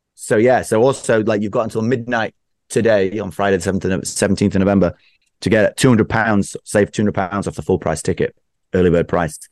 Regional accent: United Kingdom; I'm typically British

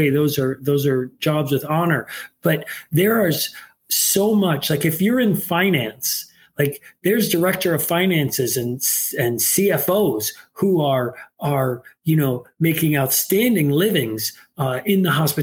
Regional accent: New York City, New York, United States; also born or lived in Northville, Michigan; now in Detroit, United States; I grew up in New York City

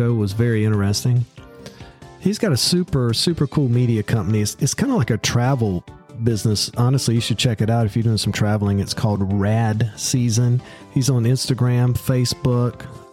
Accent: the South, United States; accent: Southern; my Southern accent

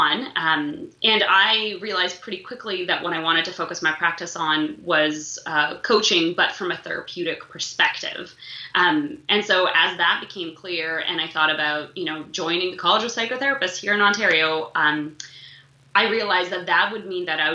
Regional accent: Moscow, Russia; now in Toronto, Canada; I was born in Moscow

